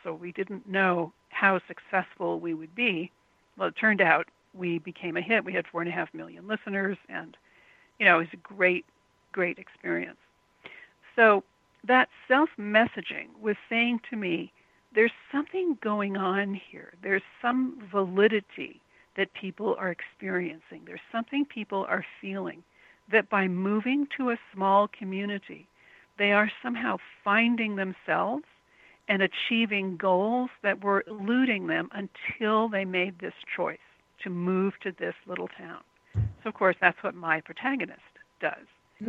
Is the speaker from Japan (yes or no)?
yes; Tokyo, Japan; English is a second language; also born or lived in New York / Los Angeles; I grew up in Tokyo, millions of people. Then I lived in New York, and then I lived in Los Angeles.